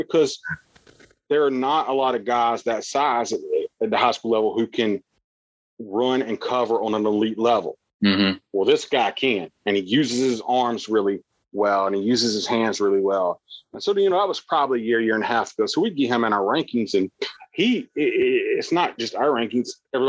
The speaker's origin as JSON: {"language": "English", "region": "South Carolina", "country": "United States", "moved": "as an adult", "lives_now": "Pennsylvania, United States", "said": "I'm from South Carolina, Nevy. I'm not a Pennsylvania guy, but I've been here now 5 or 6"}